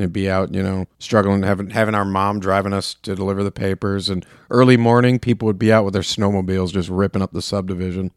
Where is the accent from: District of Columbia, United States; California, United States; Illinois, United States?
Illinois, United States; Chicago; growing up in Chicago